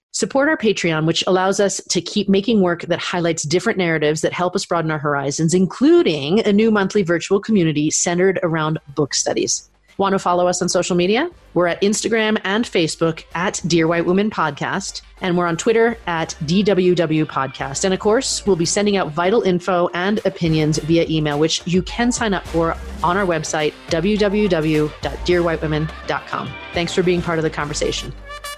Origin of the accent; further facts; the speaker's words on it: United States; I'm an American